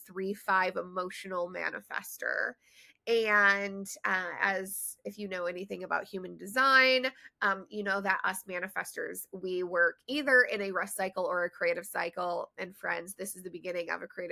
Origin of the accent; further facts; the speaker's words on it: Detroit, Michigan, United States; moved away as an adult; also born or lived in Maryland / Chicago / Denver; I grew up in Metro Detroit in Michigan